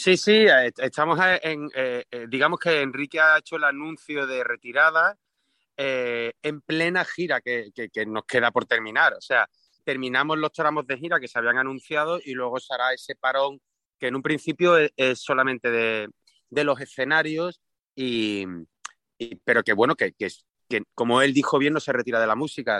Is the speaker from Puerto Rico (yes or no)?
no; Seville, Andalusia, Spain; en Triana, que es de donde yo soy